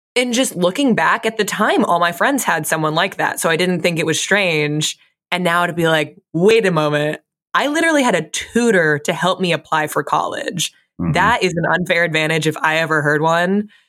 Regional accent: Fairfield, Connecticut, United States; I grew up in Fairfield, Connecticut

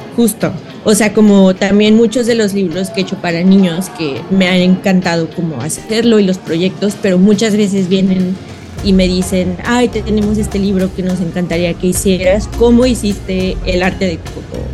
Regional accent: Guanajuato, Mexico; now in San Francisco, United States; yo crecí en México, entonces, obviamente, y sobre todo en Guanajuato

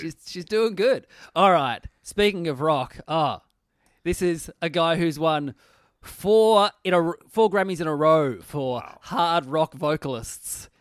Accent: Tasmania, Australia; I grew up in Tassie. We didn't have E Street in Tassie.

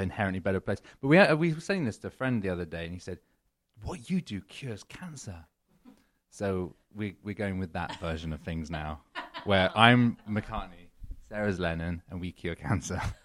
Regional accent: United Kingdom; moved away as an adult; also born or lived in London / New York; now in Los Angeles, United States; I'm British.

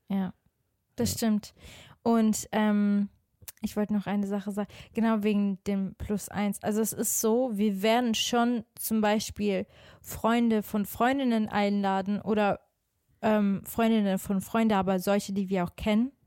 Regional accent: Switzerland; now in Cologne, Germany; Also ich bin ja eigentlich auch aus der Schweiz.

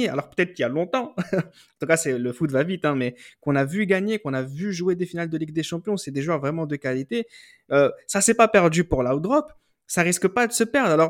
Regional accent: France; Surtout, n'oublions pas que nous sommes français.

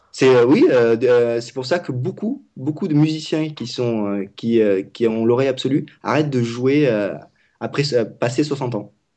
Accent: Vietnam; je parle vietnamien. Je suis vietnamien.

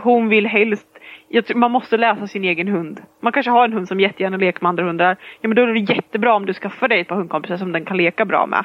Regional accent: Sweden; vi är ju svenskar allihopa

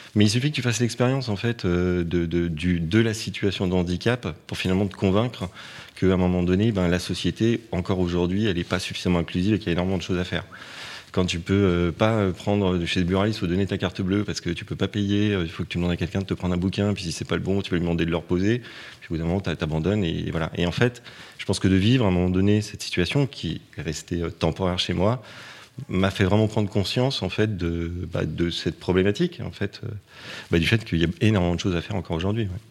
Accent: Paris, Île-de-France, France; je, suis né à Paris, j'ai été élevé à Paris

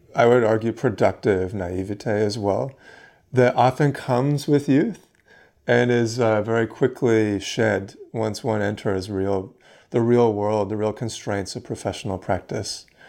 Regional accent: Vancouver, British Columbia, Canada; I'm from Vancouver, um, and obviously grew up with that building as a part of my, a significant part of my life.

